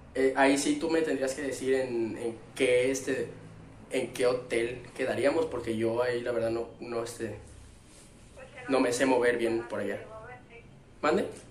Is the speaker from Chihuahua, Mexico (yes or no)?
no; Chiapas, Mexico; de aquí de donde soy, de las Chuapas